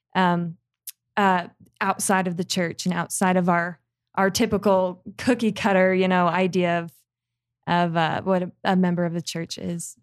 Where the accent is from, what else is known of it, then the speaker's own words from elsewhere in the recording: Santa Clara, Utah, United States; also born or lived in Barbados; I grew up in Saint George, Utah, um, more specifically, I guess, Santa Clara, Utah